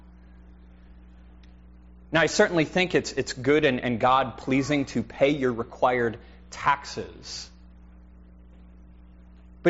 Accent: United States; as American Christians

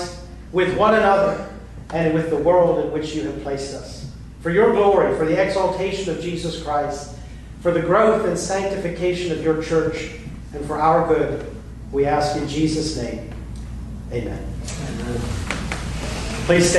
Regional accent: United States; I'm American.

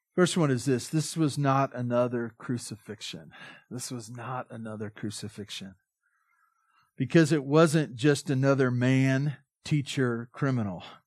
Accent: Southern California, United States; I'm from Southern California.

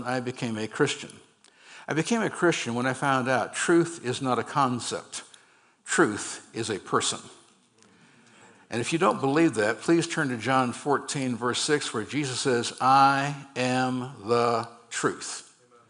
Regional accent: Berkeley, California, United States; also born or lived in San Francisco, California; I grew up on the campus of the University of California, Berkeley

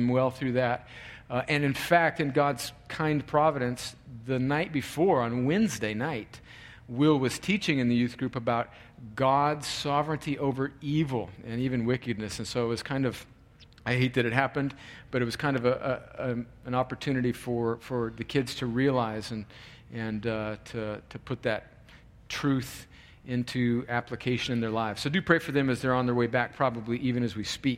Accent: California, United States; moved away; my home country of California

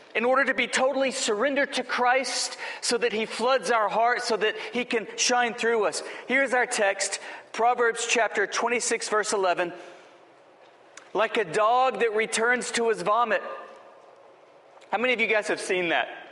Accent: Lubbock, Texas, United States; I grew up in Lubbock, Texas

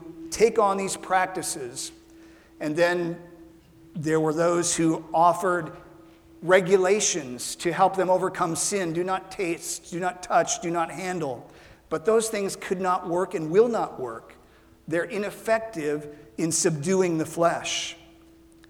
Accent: Ralston, Nebraska, United States; moved away; When I was growing up in Ralston, Nebraska, we had a pin oak tree that we planted in our yard

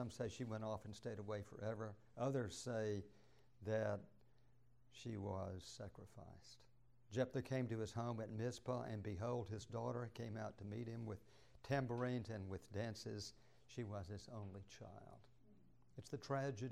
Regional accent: Douglasville, Georgia, United States; I grew up in Douglasville

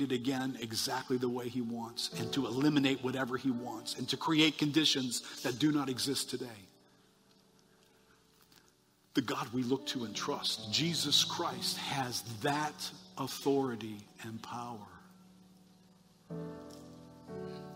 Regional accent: United States; I'm an American

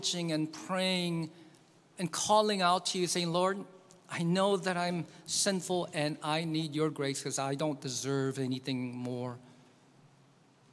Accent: South Korea; now in United States; my home country that I grew up in, Korea

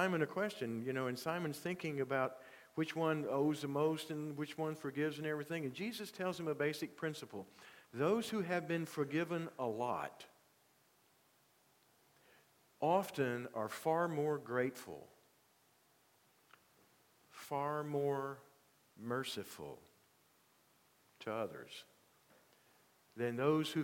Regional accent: Union, South Carolina, United States; first language English; moved away; I go back to Union to fill in for someone, to, you know, to preach at a church there in my hometown

